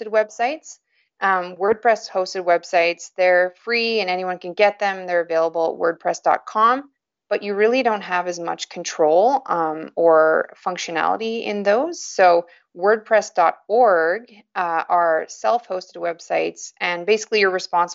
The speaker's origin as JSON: {"language": "English", "region": "Yukon", "country": "Canada", "tie": "born or raised there", "said": "I was born and raised in the Yukon Territory, and I still live here, which is up in northern Canada."}